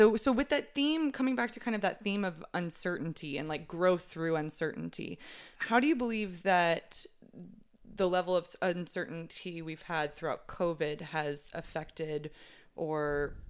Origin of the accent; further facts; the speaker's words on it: Texas, United States; now in New York City, United States; So I'm from Texas originally